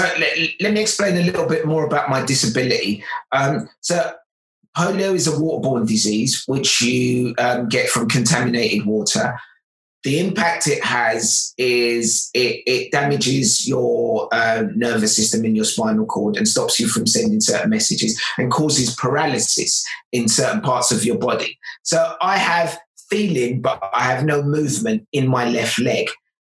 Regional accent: Lagos, Nigeria; born there; I was born in Lagos, Nigeria, and my parents were then forced into making a very, very big decision.

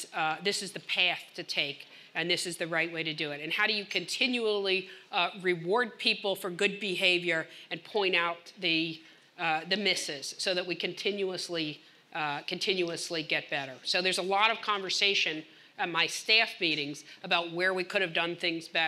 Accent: New Jersey, United States; now in Boston, United States; I grew up in South Jersey

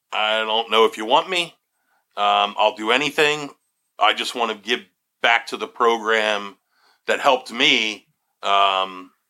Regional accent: Berks County, Pennsylvania, United States; also born or lived in Conrad Weiser / Reading, Pennsylvania / West Reading, Pennsylvania / West Chester, Pennsylvania; I'm I'm from Berks County. Um, obviously. Born and raised. Born and raised. But I had a little view of Berks County. I grew up in Conrad Weiser, until uh, fourth grade. I went to Reading for two years, fifth and sixth

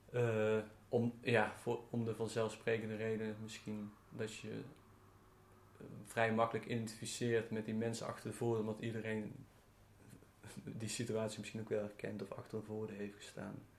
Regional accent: near Eindhoven, North Brabant, Netherlands; in de buurt van Eindhoven, waar ik ben opgegroeid

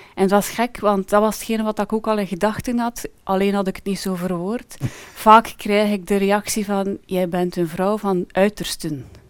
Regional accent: Ypres, Flanders, Belgium; ik heb altijd eh, gewoond, ben geboren en getogen in Yper

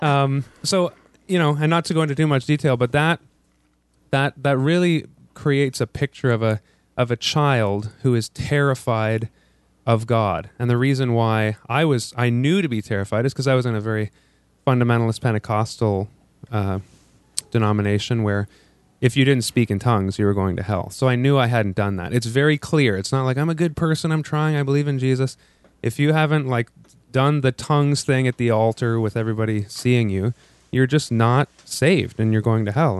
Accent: Ottawa, Ontario, Canada; moved away as an adult; also born or lived in Korea; now in Toronto, Canada; I'm from Ottawa. We moved to Toronto, my wife

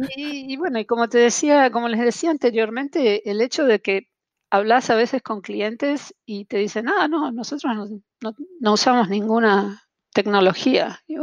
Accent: Buenos Aires, Argentina; accent: porteño; moved away as an adult; now in Montreal, Canada; sigo, sigo siendo tan porteña como el mate amargo. Eh, no, han podido, no han podido con mi acento

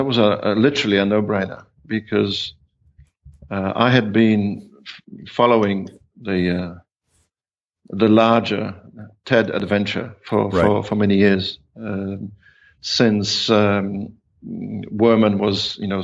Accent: Australia; also born or lived in New Zealand; I'm Polish ethnically. I have roots, as it's called. But for all intents and purposes, I'm Australian. Although I spent 18 years in New Zealand, and in aggregate, probably a year in India and 2 years in Hong Kong

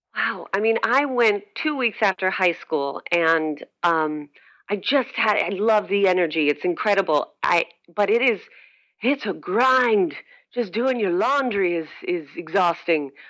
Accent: Scranton, Pennsylvania, United States; moved away as an adult; also born or lived in New York City; now in Richmond, United States; I'm originally from Scranton, Pennsylvania, and uh, but spent most of my adult life, about 12 years, in New York City

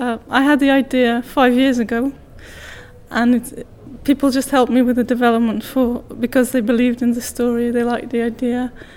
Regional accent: Portugal; As you know, I'm originally from Portugal. I've lived in 6 different countries, so I go back and forth a lot.

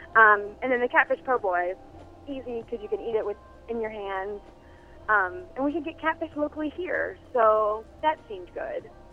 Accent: New Orleans, Louisiana, United States; also born or lived in Connecticut; now in Minneapolis, United States; I came to Minneapolis about a year ago and via Connecticut, but I'm from New Orleans. I'm from Louisiana

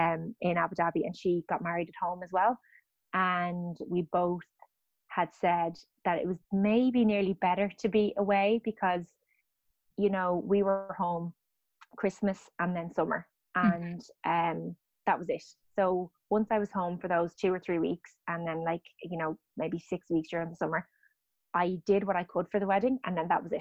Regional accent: Dublin, Leinster, Ireland; moved away; I'm from Dublin

